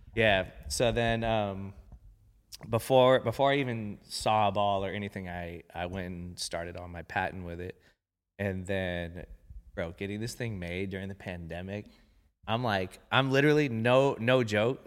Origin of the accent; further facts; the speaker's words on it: Long Beach, California, United States; I grew up in Long Beach